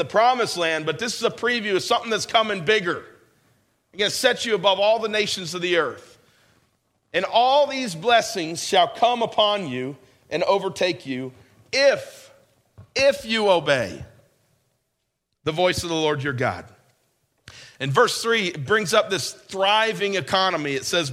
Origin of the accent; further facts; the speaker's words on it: New York, United States; this is where I grew up in New York.